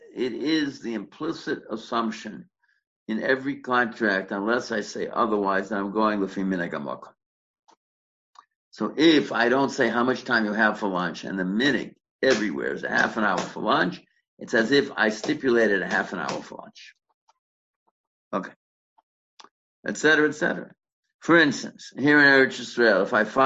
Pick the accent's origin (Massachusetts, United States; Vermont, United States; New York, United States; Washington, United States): Massachusetts, United States; Boston; when I grew up in Boston